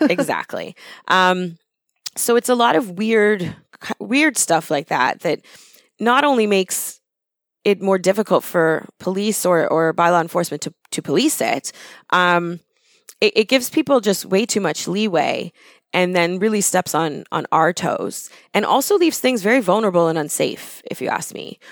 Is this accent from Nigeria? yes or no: no; Thornhill, Ontario, Canada; I grew up in Thornhill when it was farmland